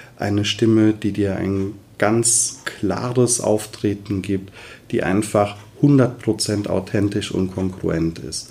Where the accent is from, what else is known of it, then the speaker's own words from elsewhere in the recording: Westerwald, Rhineland-Palatinate, Germany; komme aus dem wunderschönen Westerwald